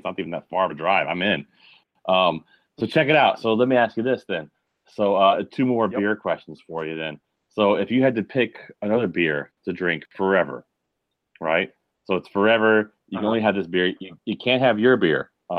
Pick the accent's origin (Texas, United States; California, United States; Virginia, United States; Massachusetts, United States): Virginia, United States; Richmond; born or raised there; moved away as an adult